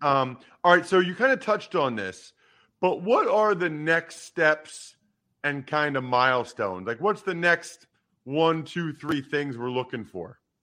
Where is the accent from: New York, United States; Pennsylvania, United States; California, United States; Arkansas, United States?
Pennsylvania, United States; Wyomissing; my hometown of Wyomissing, Pennsylvania